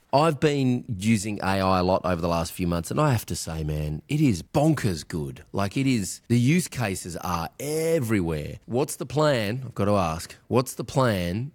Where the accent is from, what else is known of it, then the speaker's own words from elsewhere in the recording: Australia; I'm Australian